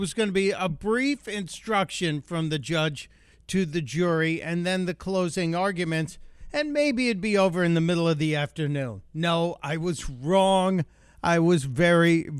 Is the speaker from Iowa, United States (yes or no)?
no; Chicago, Illinois, United States; where I grew up in Chicago